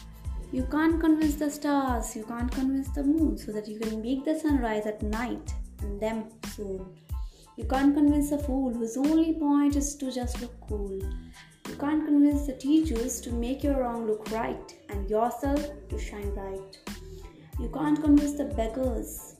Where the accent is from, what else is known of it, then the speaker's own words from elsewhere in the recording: Kolkata, West Bengal, India; from Kolkata